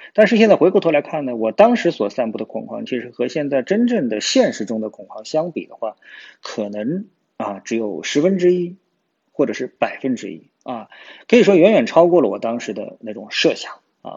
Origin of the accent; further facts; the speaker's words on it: China; 我都说我是中国人